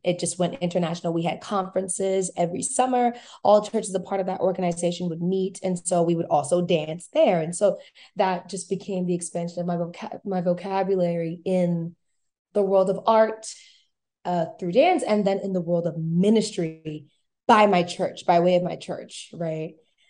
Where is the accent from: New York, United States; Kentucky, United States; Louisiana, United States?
Louisiana, United States; New Orleans; I grew up like not only as a church kid, but very involved in school, like being a cheerleader